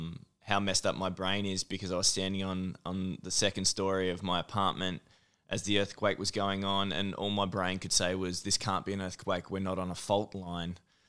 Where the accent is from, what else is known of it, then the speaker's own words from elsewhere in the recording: Victoria, Australia; also born or lived in Mildura; Yes, so country Victoria. So I was born in Mildura.